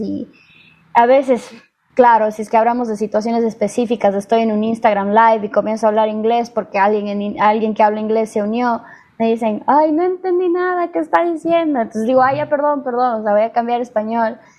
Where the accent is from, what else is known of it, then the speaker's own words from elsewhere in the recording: Ecuador; now in United States; Yo nací en Estados Unidos, pero viví toda mi vida en Ecuador.